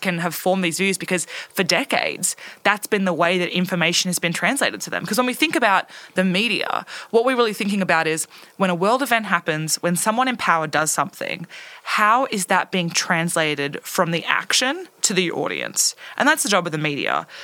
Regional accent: Orange, New South Wales, Australia; I grew up in Orange

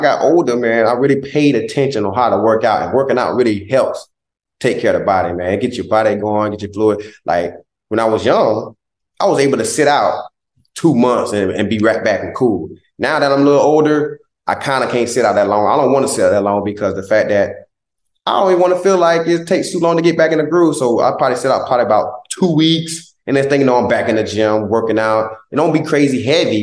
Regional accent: Southeast Georgia, United States; moved away; also born or lived in Philadelphia; He's one of our biggest role models in Southeast Georgia

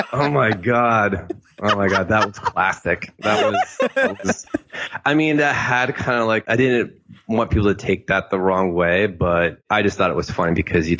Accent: the South, United States; Yeah, I grew up in the South. I have family in Mississippi and Alabama.

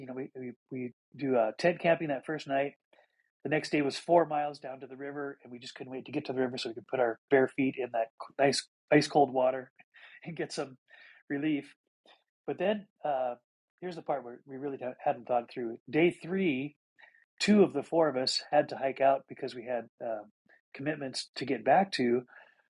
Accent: Montana, United States; I grew up in Montana, where it was wide open

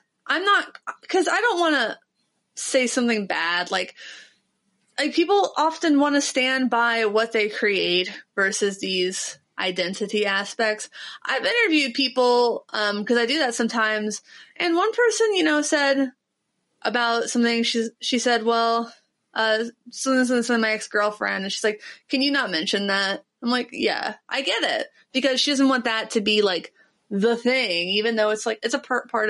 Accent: Ohio, United States; I'm from Ohio.

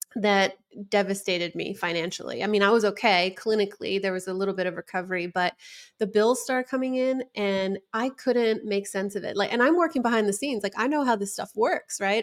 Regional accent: West Coast, United States; I was from the West Coast

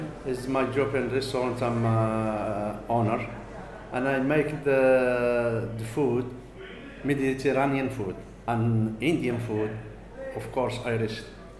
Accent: Algeria; now in Ireland; I'm from Algeria.

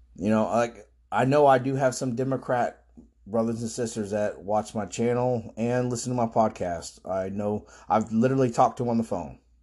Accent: Florida, United States; I've lived here my whole life

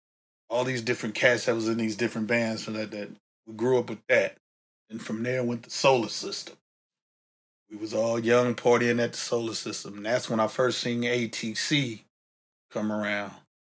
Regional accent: San Francisco, California, United States; Yeah, definitely. You know, just the atmosphere, man.

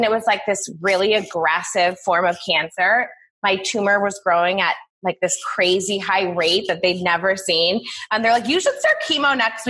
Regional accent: Buffalo, New York, United States; moved away as an adult; also born or lived in Los Angeles; I'm from Buffalo, born and raised, and we have an amazing cancer center here called Roswell Park.

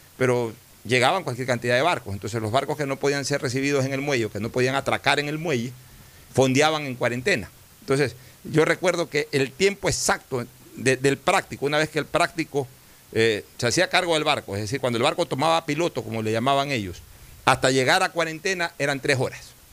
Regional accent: Guayaquil, Guayas, Ecuador; me orgullo de ser porteño, o sea, yo, yo sí me siento auténticamente porteño, porque viví el puerto desde, desde mi época de, absoluta infancia

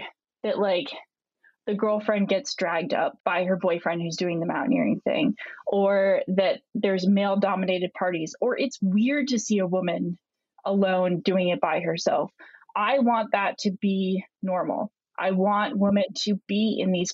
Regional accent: Vermont, United States; moved away; also born or lived in Italy / Florida; I grew up in Vermont.

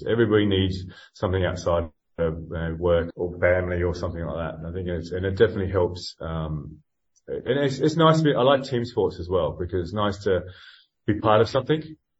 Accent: Australia; moved away; And I'm not originally from this country. I came from Australia about 20 years ago.

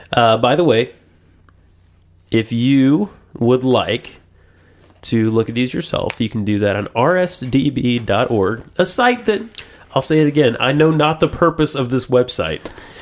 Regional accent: the South, United States; I'm from the South.

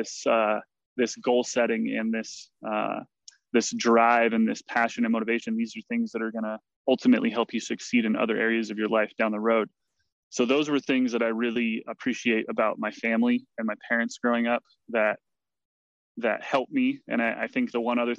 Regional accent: Mount Shasta, California, United States; born and raised in Mount Shasta, California

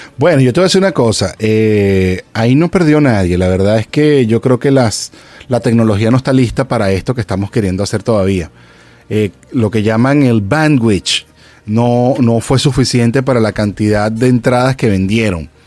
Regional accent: Venezuela; moved away; also born or lived in Los Angeles; yo soy venezolano

